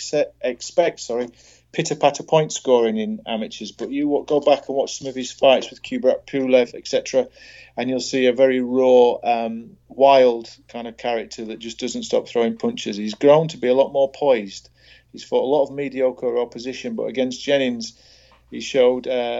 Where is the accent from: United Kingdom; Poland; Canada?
United Kingdom; Doncaster, Yorkshire and the Humber; born or raised there